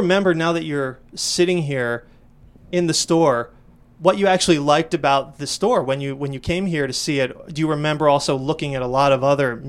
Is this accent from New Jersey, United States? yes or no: yes; New Jersey, United States; I grew up predominantly in South Jersey, just outside of Philadelphia.